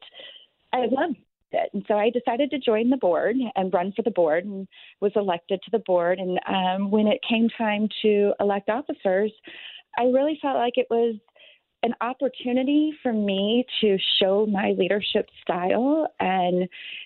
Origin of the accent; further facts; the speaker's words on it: St. Louis, Missouri, United States; I grew up in South County